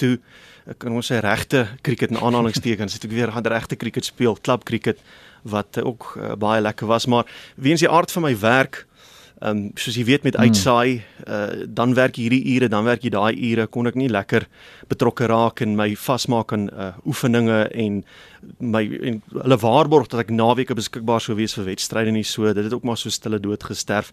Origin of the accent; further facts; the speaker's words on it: South Africa; also born or lived in Kokstad, KwaZulu-Natal / Burgersdorp, Eastern Cape; Kokstad. Hmm. Daar aan die syde van KwaZulu-Natal toe verhuis ons na Burgersdorp in die Oos-Kaap